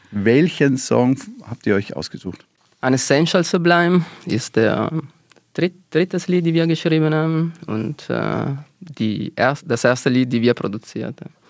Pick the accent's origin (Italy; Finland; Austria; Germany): Italy; Also, wir haben, ich bin Italiener, ja.